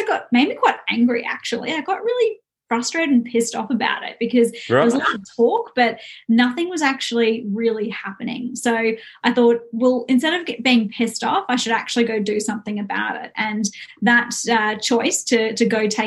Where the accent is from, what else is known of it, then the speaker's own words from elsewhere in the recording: Brisbane, Queensland, Australia; I grew up in Brisbane